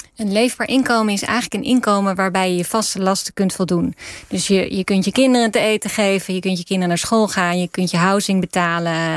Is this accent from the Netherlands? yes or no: yes; Netherlands; als Nederlanders